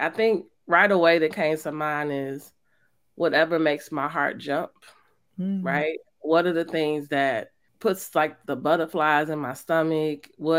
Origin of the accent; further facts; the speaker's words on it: Illinois, United States; because we grew up in Auburn Gresham.